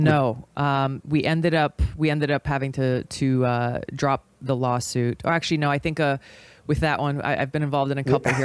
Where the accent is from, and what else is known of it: Hawaii, United States